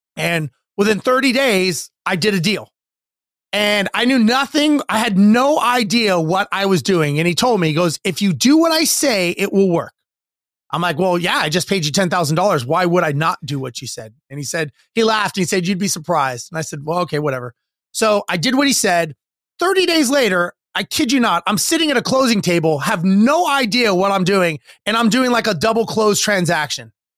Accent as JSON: {"language": "English", "town": "Los Angeles", "region": "California", "country": "United States", "tie": "born or raised there", "said": "I grew up in Los Angeles and standard middle income family"}